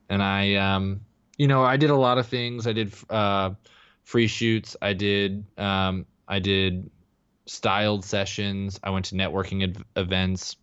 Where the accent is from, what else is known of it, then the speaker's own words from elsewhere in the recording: Texas, United States; moved away as an adult; also born or lived in Denver; now in Los Angeles, United States; I grew up in Texas